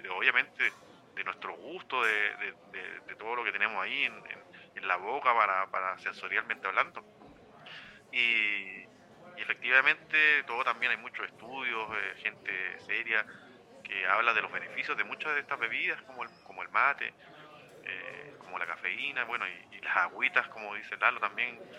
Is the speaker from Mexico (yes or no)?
no; Chile